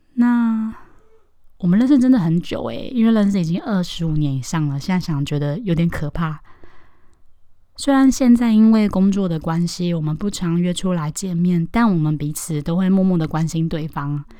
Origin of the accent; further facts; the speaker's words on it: Taoyuan, Taiwan; 我是在桃园长大念书的，在小学的阶段，差不多是六岁到十二岁的时候